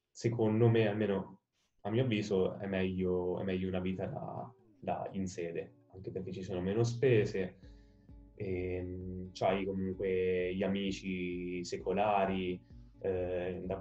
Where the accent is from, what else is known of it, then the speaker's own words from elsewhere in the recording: Perugia, Umbria, Italy; also born or lived in Palermo; io ho sempre vissuto qui a San Sisto, fin da quando avevo un anno, perché sono di Palermo, quindi nato a Palermo, trasferitomi subito qui a Perugia, qui a San Sisto, e quindi mi è andata proprio bene.